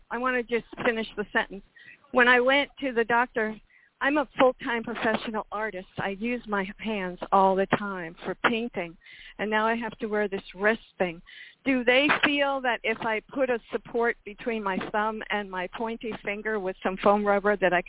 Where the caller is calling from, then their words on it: Miami, Florida, United States; I'm in Miami, Florida.